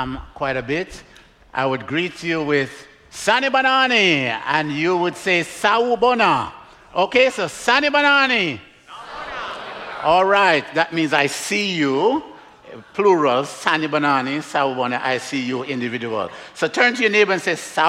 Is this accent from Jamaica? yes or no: yes; Jamaica; now in Miami, United States; I'm from Jamaica, originally. I live in Miami